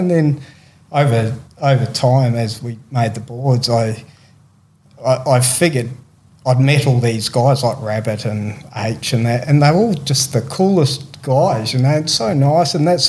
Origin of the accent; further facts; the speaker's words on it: New Zealand; growing up in New Zealand, AB was the legend of surfing, you know, and really still is, you know.